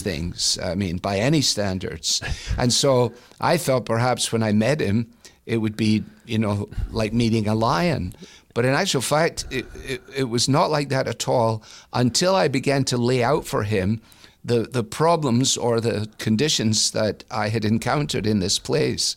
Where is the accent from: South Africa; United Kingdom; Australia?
United Kingdom; Glasgow, Scotland; moved away as an adult; now in Cleveland, United States; I came from Glasgow